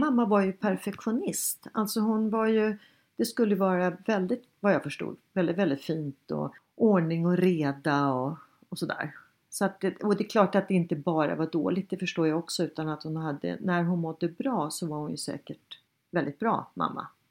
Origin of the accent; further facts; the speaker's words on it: Sweden; vi svenskar är